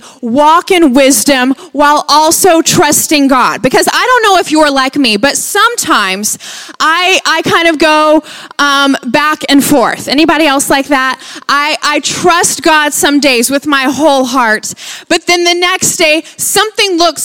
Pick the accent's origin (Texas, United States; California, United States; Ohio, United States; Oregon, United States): Texas, United States; Lubbock; That's where we're from. We're from Lubbock, Texas